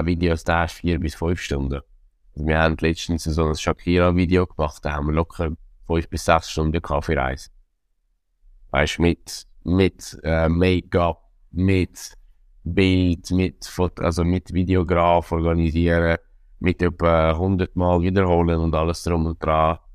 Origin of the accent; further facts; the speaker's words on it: Zurich, Switzerland; als Zürcher